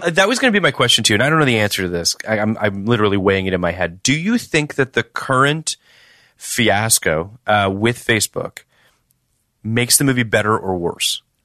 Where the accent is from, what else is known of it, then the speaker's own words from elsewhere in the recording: Toronto, Ontario, Canada; I'm from Toronto